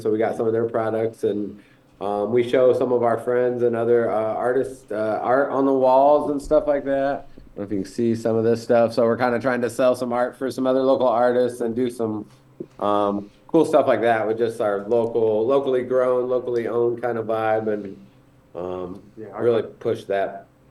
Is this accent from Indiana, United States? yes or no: yes; Indiana, United States; also born or lived in Colorado; we grew up in Indiana